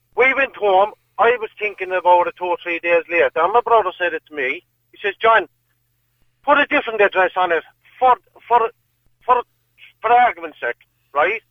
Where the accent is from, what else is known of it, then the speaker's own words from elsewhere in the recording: Limerick, Munster, Ireland; I'm from Limerick myself